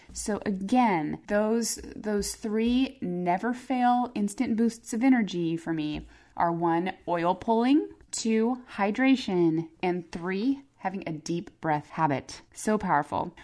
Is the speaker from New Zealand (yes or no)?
no; Phoenix, Arizona, United States; moved away; I grew up in Arizona. I grew up in Phoenix.